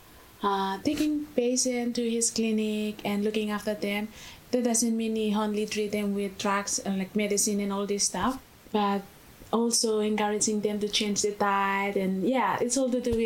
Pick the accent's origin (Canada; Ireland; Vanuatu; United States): Vanuatu; moved away as an adult; now in Australia; I'm from Vanuatu.